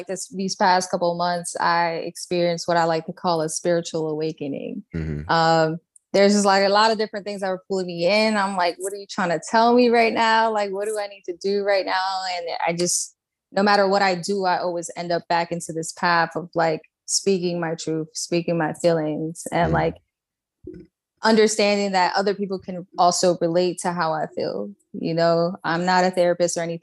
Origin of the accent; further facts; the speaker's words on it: New York City, New York, United States; also born or lived in Puerto Rico; I was born in Puerto Rico. My dad's Panamanian, but I was raised in Brooklyn.